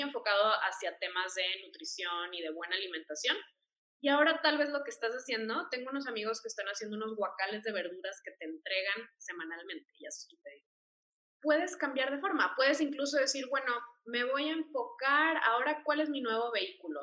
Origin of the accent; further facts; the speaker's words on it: Monterrey, Nuevo León, Mexico; now in Mexico City, Mexico; yo también soy de Monterrey. Entonces, bueno, pues eh, ahí Regios represent, aunque vivo aquí en Ciudad de México